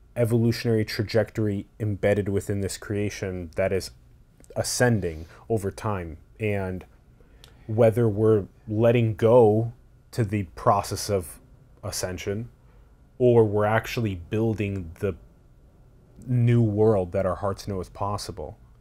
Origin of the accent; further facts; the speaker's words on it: United States; how I was born and how I was grown up, like, here in the United States